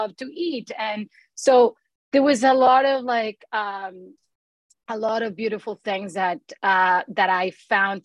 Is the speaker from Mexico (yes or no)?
yes; northern Mexico, Mexico; English is a second language; moved away as an adult; also born or lived in Panama; now in United States; when I moved to northern Mexico because of Noriega's war